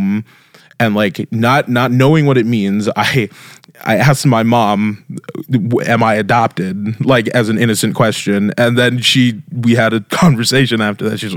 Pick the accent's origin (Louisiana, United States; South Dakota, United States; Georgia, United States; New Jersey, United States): South Dakota, United States; Brandon; born or raised there; also born or lived in Las Vegas, Nevada / Luverne, Minnesota